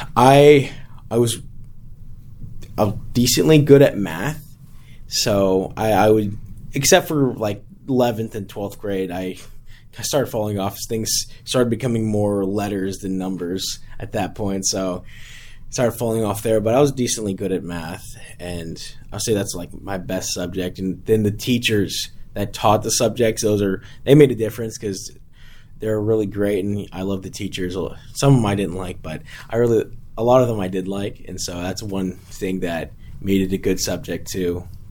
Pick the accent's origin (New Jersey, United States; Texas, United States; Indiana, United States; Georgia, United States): Texas, United States; Hitchcock; also born or lived in San Antonio, Texas; I live in Hitchcock, Texas.